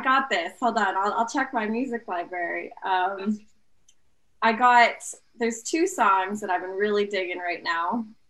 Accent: St. Albert, Alberta, Canada; now in Edmonton, Canada; I was born in St. Albert, Alberta. Okay. And I lived there my whole life, except for this past year. I've just been in Edmonton

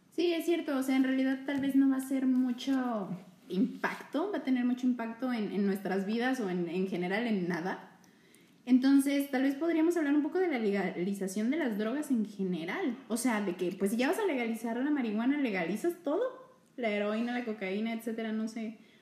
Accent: Mexico

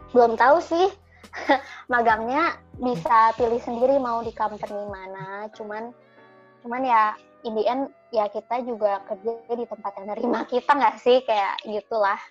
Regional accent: Indonesia; moved away; also born or lived in Canada; kita kan dari Indonesia

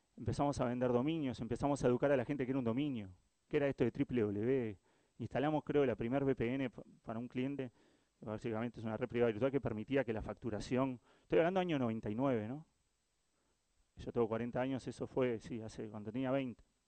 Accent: Uruguay; soy Uruguay

